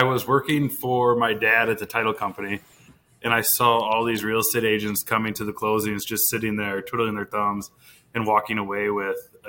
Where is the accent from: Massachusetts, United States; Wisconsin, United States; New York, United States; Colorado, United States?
Wisconsin, United States; Monroe; I grew up in Monroe. Obviously was born, raised here